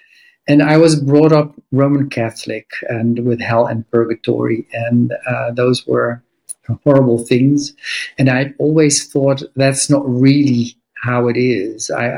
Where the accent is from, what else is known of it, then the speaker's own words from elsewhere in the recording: Netherlands; also born or lived in South America / Iran; So I was born in America, but that's South America because my parents were there. My father worked for Shell. And we moved later on to Iran. And then later, when I was 8, I came in the Netherlands.